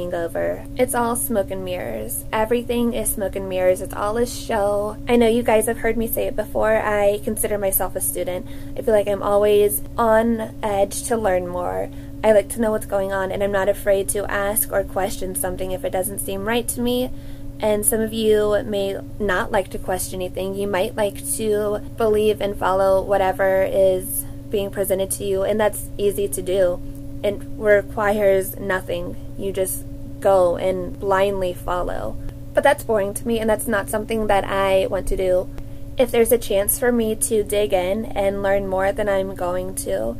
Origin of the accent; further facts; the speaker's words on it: Cincinnati, Ohio, United States; I am from the Cincinnati area